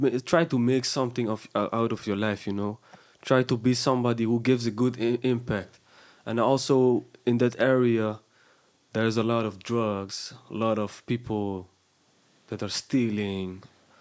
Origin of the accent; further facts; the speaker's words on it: Houtwijk, South Holland, Netherlands; I grew up in Houtwijk